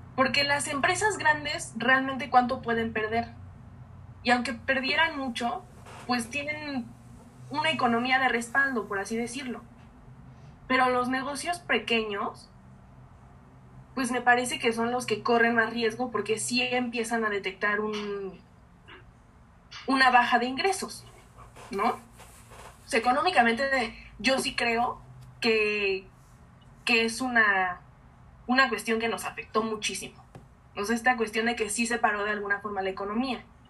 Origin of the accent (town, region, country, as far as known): Mexico